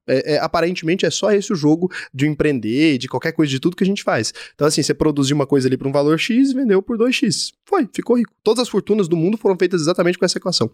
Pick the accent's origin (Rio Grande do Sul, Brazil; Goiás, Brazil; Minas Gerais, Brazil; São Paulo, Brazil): Goiás, Brazil; eu sou de Goiás, talvez eu sou muito matuto